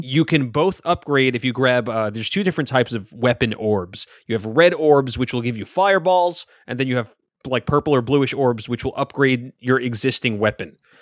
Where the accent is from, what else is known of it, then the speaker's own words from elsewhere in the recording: New York City, New York, United States; I grew up in Brooklyn